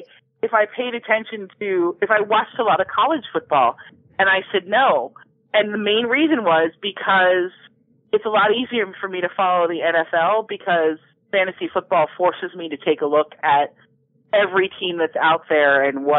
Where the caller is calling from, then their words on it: Silver Spring, Maryland, United States; I am calling from Silver Spring, Maryland.